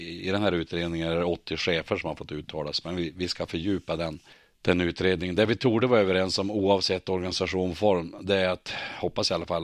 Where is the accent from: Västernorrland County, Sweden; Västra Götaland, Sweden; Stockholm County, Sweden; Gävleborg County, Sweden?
Västernorrland County, Sweden; Örnsköldsvik; Jag är uppvuxen och boende i Öviks kommun. 59 år har jag bott där.